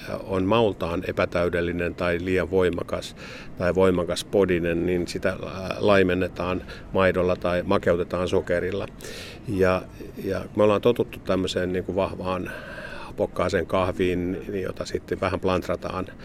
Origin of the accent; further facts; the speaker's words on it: Finland; mitä me suomalaiset inhotaan